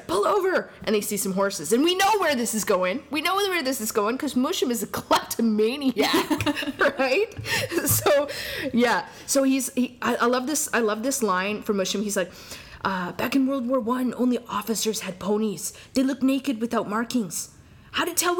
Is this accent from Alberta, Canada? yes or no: yes; Alberta, Canada; we're from Alberta.